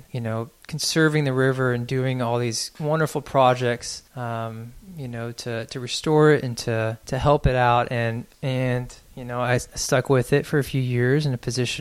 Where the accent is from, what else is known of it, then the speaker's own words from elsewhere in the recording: Austin, Texas, United States; also born or lived in San Marcos; I grew up in Austin